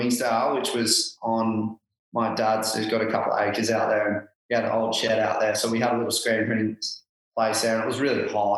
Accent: Byron Bay, New South Wales, Australia; also born or lived in Nimbin; I was born in Byron

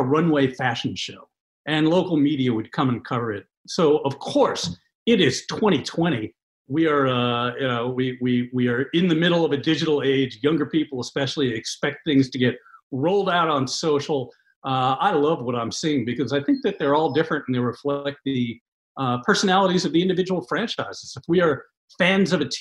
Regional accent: New York, United States; as an East Coast guy, I'm a New Yorker. I grew up around here. I've lived around here my entire life.

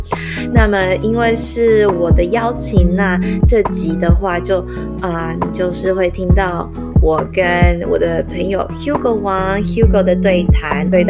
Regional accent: Taiwan; 我们是台湾人

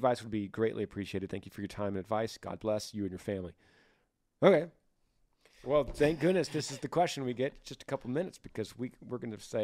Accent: Utah, United States; I'm from Utah.

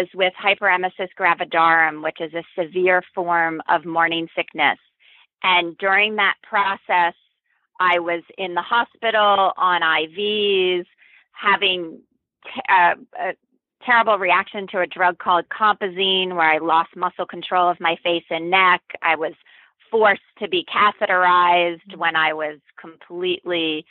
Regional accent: East Coast, United States; now in Berkeley, United States; I'm originally from the East Coast

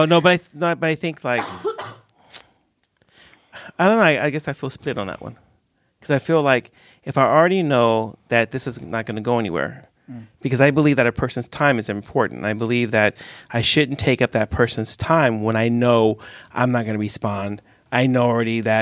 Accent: California, United States; now in Sweden; because I come from California

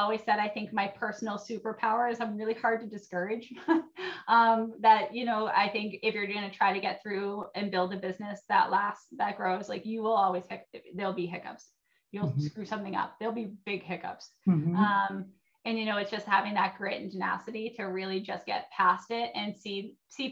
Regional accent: New Hampshire, United States; moved away as an adult; now in Minnesota, United States; I'm from New Hampshire

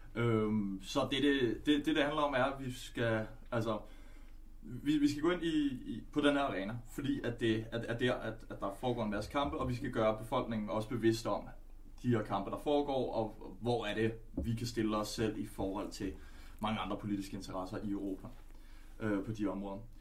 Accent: Denmark; also born or lived in Netherlands; jeg er, er født i Holland og opvokset her.

